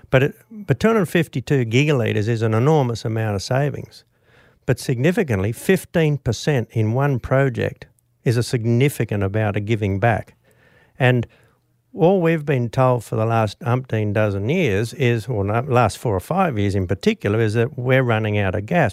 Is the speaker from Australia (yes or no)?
yes; Australia; also born or lived in Bourke; I was actually city born and bred